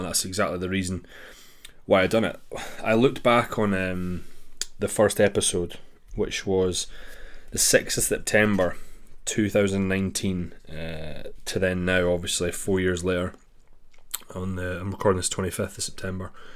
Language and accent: English; Dundee, Scotland, United Kingdom; my hometown, which is Dundee, Scotland.